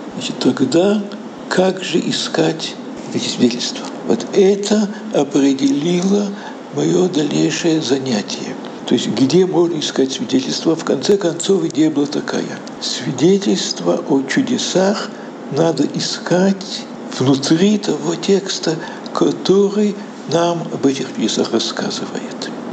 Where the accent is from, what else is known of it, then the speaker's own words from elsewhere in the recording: Riga, Latvia; moved away as an adult; now in Jerusalem, Israel; как еврей в Латвии